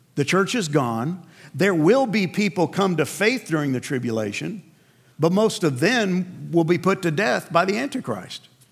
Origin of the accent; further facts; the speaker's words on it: New York City, New York, United States; I grew up in New York